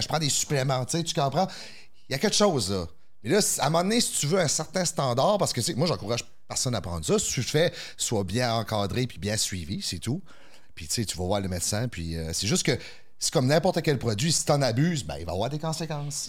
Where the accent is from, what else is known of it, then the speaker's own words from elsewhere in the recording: the Maritimes, Canada; moved away as an adult; now in Quebec City, Canada; Nous au Maritime, c'était 7 jours sur 7. J'ai déménagé à Québec pour continuer